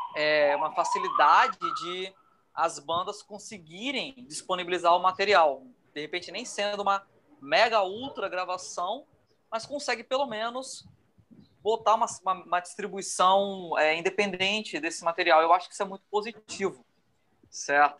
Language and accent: Portuguese; Rio de Janeiro, Brazil; now in Vitória, Brazil; Eu sou carioca, mas eu sou radicado aqui em Vitória.